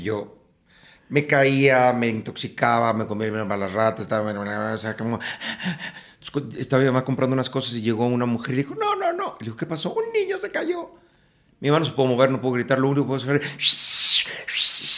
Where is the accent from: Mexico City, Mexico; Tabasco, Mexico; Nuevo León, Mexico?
Mexico City, Mexico; En la Ciudad de México. Nací en la Ciudad de México